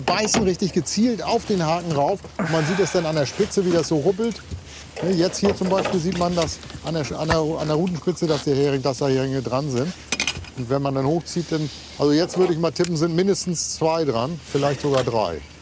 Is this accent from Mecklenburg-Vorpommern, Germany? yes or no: yes; Mecklenburg-Vorpommern, Germany; hier bei uns in Mecklenburg-Vorpommern